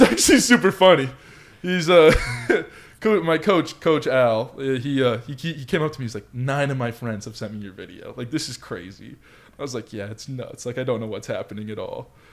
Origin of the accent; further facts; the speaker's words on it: Colorado Springs, Colorado, United States; moved away; also born or lived in California; growing up in Colorado Springs